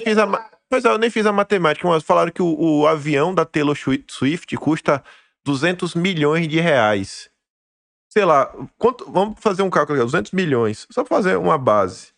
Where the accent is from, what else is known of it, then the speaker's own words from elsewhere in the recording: Brazil; nós somos brasileiros. No final do dia, nós somos brasileiros.